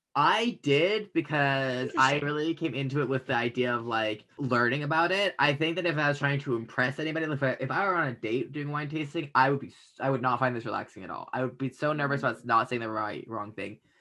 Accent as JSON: {"language": "English", "country": "Canada", "said": "I'm Canadian"}